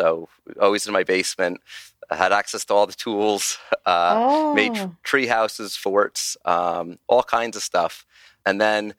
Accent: Glen Rock, New Jersey, United States; I grew up in a town called Glen Rock, New Jersey, which was a small town up north

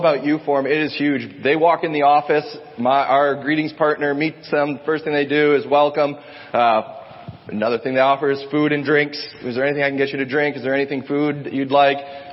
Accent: Ohio, United States; moved away; I grew up in Ohio

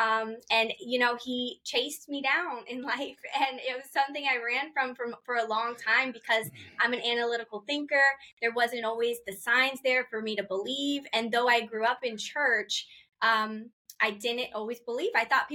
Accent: Akron, Ohio, United States; born there; also born or lived in Poughkeepsie, United States / New Orleans, United States / Florida, United States; So I grew up a little bit of everywhere. We moved around a lot, but I was born in Akron, Ohio. Then we moved to Poughkeepsie, New York, and then New Orleans area, and then Florida.

